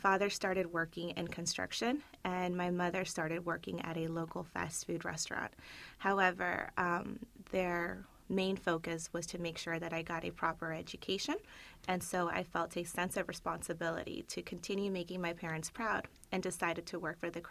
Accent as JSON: {"language": "English", "country": "Peru", "tie": "born or raised there", "lives_now": "United States", "said": "So a little bit about me. I was born in Peru. My father was in law enforcement, and my mother was a paralegal."}